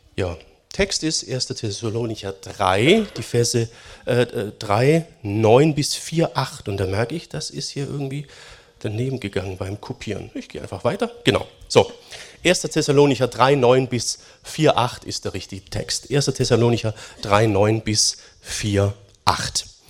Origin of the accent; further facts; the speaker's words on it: Germany; Wir sind als Deutsche